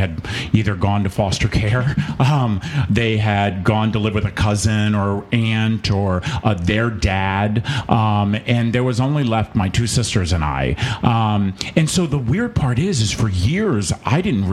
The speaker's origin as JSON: {"language": "English", "region": "North Carolina", "country": "United States", "tie": "born or raised there", "also_born_or_lived": "Richmond, Virginia / Manassas, Virginia / Maryland", "said": "I actually grew up in the Carolinas. So we started I was born in Richmond, Virginia, but we started our journey in North Carolina as a little boy"}